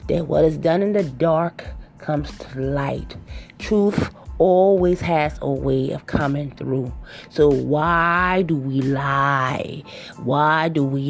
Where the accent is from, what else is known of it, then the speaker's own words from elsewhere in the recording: Charleston, South Carolina, United States; I'm originally from Charleston, South Carolina, okay, and it's a small place